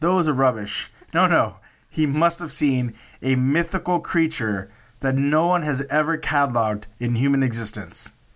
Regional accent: Texas, United States; I'm from Texas

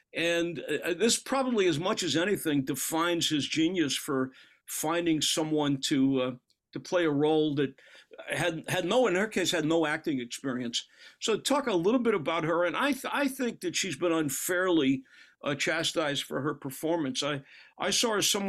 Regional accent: New York City, New York, United States; I grew up in Brooklyn

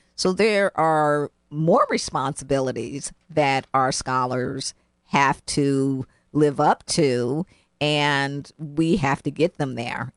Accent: Cleveland, Ohio, United States; now in New Haven, United States; I grew up in Cleveland, Ohio

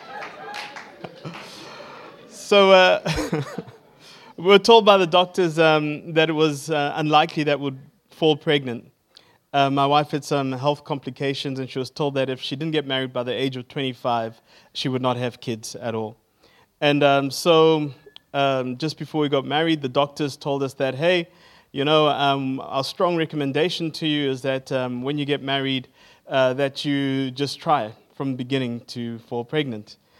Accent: Zimbabwe; now in Johannesburg, South Africa; I am from Johannesburg in South Africa. I grew up in Zimbabwe

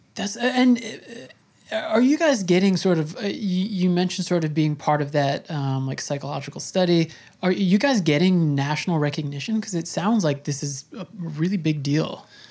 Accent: Long Island, New York, United States; I grew up on Long Island and, um, you know, that's where I spent my youth

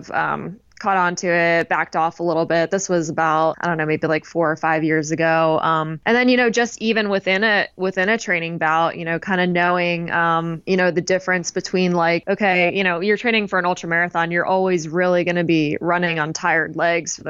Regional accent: Maryland, United States; where I grew up in Maryland is kind of I grew up right near the starting line of the JFK 50 mile

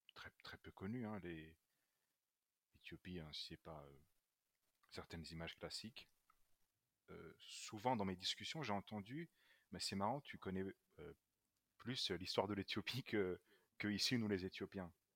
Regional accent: Luxembourg; moved away; also born or lived in Brussels, Belgium / France; je suis né à Bruxelles euh, d'un père italien et d'une mère éthiopienne, euh, mais j'ai fait toute ma scolarité euh, en français et particulièrement dans un lycée français. j'ai vécu principalement au Luxembourg

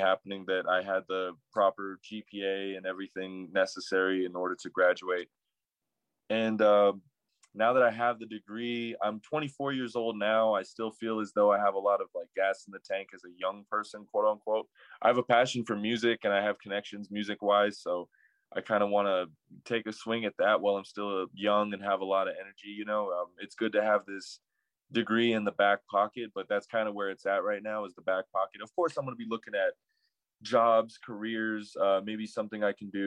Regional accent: Albuquerque, New Mexico, United States; I'm from Albuquerque, New Mexico. I was raised in the North Valley

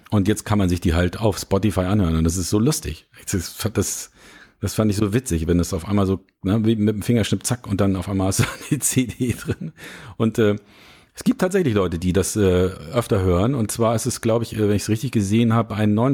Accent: Lübeck, Schleswig-Holstein, Germany; now in Hamburg, Germany; Ich komme ja ursprünglich aus Lübeck und ich bin 98 nach Hamburg gekommen

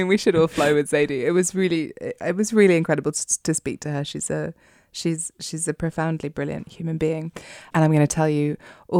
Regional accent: London, United Kingdom; as a Londoner

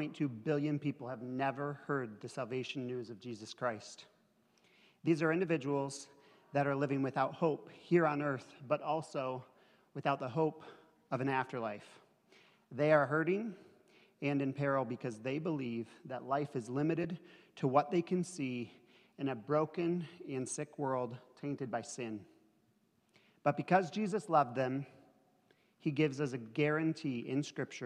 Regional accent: Atlanta, Michigan, United States; We both grew up in northern Michigan. I grew up in Atlanta

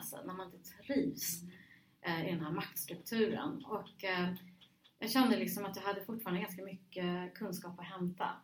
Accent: Stockholm, Stockholm County, Sweden; also born or lived in Rinkeby; jag var liksom född i Rinkeby, hade vuxit upp i Husby och Huddinge

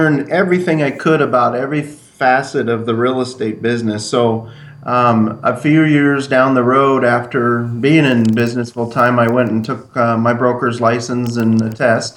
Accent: Yucca Valley, California, United States; moved away as an adult; also born or lived in Lake Havasu City, Arizona; I grew up in a small town called Yucca Valley, California, just above Palm Springs

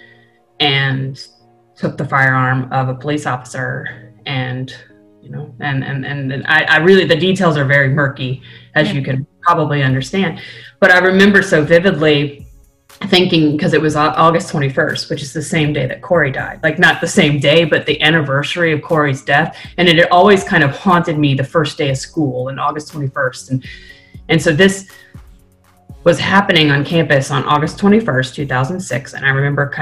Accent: Blacksburg, Virginia, United States; also born or lived in Norfolk, Virginia; Blacksburg, which is where Virginia Tech is my hometown. I moved there when I was a child. So I did middle school, high school, and then undergrad

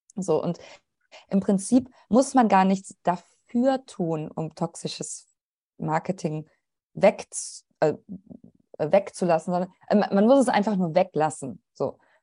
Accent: Troisdorf, North Rhine-Westphalia, Germany; ich bin gebürtige Rheinländerin. Ich komme aus Troisdorf

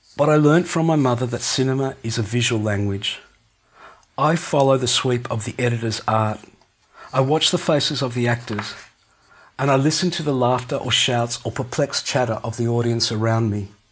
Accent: Melbourne, Victoria, Australia; I grew up in North Richmond on Lincoln Street

